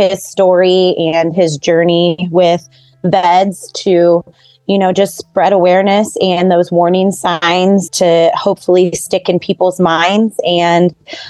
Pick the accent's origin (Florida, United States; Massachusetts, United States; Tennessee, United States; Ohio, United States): Ohio, United States; Kettering; I'm from Kettering, Ohio, which is just a little bit south of Dayton. My brother and I grew up here in Kettering, Ohio. Neither one of us really left.